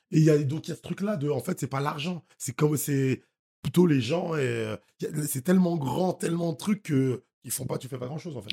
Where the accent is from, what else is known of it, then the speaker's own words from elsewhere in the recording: Haiti; moved away; je suis haïtien, je vais tous les ans en Haïti